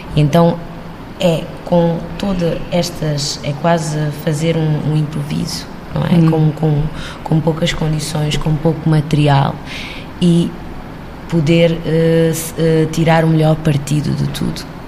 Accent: Cape Verde; moved away as an adult; also born or lived in Havana, Cuba; now in Portugal; eu nasci em, em Havana, Cuba, eh, e cresci em Cabo Verde. E só, só crioula

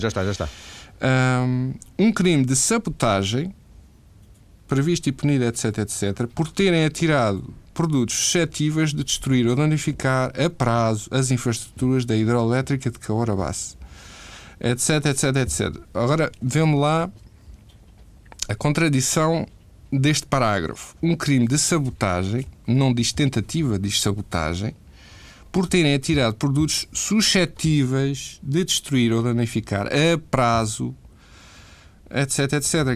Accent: Portugal; moved away as an adult; also born or lived in Amsterdam, Netherlands; eu saí de Portugal porque senti que precisava de mudança de ares

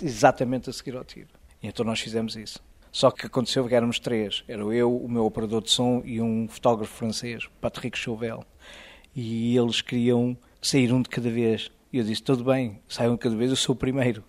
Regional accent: Azores, Portugal; moved away as an adult; also born or lived in Lebanon / Egypt / Israel; now in United States; eu sou açoriano

